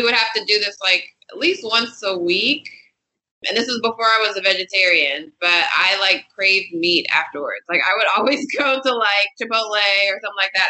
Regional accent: Inglewood, California, United States; I grew up in Inglewood, California

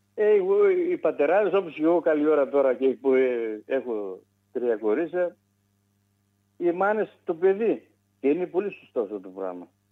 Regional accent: Greece; moved away; also born or lived in Wuppertal, Germany; εμάς τους Έλληνες εκεί τώρα, ε, από διάφορα μέρη της Ελλάδας

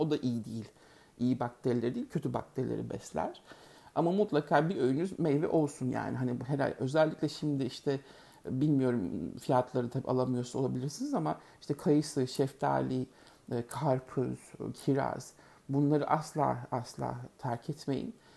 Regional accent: Turkey; moved away

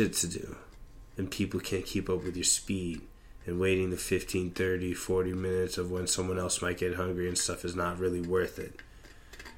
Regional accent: United States; I'm just an American

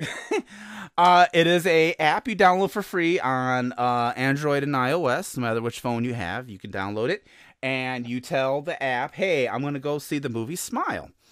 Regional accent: Chicago, Illinois, United States; I'm from Chicago

